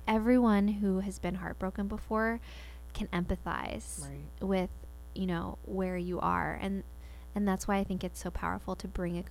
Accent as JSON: {"language": "English", "town": "Spring", "region": "Texas", "country": "United States", "tie": "born or raised there", "said": "I grew up in Spring, Texas"}